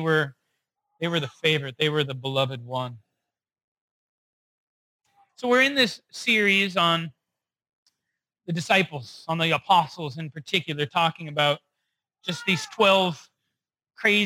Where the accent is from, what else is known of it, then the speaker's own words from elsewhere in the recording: Rochester, United States; also born or lived in North Dakota; I grew up primarily in Rochester. And every year when I was a kid, we would make trips back to the Midwest because I was actually born in North Dakota.